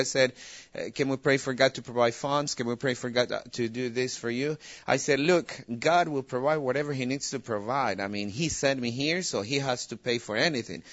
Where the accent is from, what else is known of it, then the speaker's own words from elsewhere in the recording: El Salvador; moved away as an adult; now in Albania; we are missionaries in Albania. We're originally from El Salvador